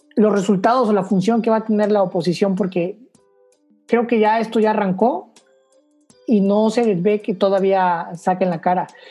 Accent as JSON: {"language": "Spanish", "country": "Mexico", "said": "tenemos que como mexicanos"}